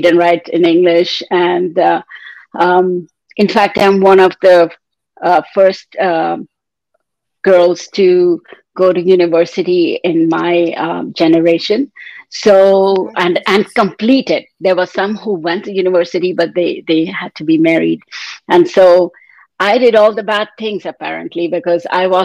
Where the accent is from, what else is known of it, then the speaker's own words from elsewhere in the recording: India; moved away as an adult; now in Canada; I was born and raised in India in a traditional family